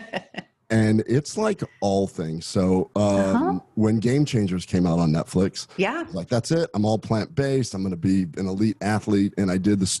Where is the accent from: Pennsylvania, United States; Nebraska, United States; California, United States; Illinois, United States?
Nebraska, United States; moved away; I'm from Nebraska originally